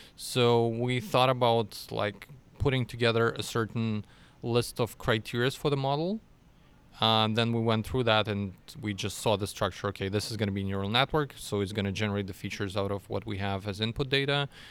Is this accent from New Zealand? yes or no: no; Russia; moved away as an adult; now in Austria; originally I'm from Russia